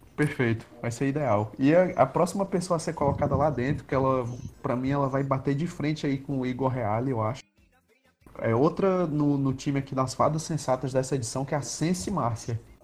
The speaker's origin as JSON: {"language": "Portuguese", "region": "Ceará", "country": "Brazil", "said": "a gente é do Ceará"}